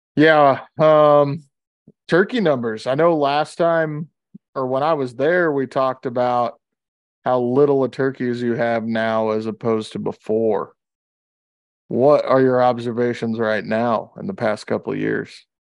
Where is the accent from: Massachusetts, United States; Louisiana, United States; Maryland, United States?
Louisiana, United States; moved away; when I grew up in Louisiana